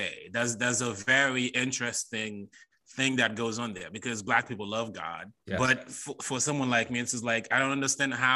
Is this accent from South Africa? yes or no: no; Haiti; moved away as an adult; now in United States; as a Haitian, I grew up around Black people